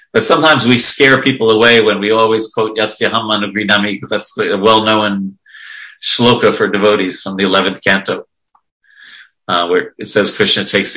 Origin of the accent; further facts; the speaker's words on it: New York, United States; I grew up in New York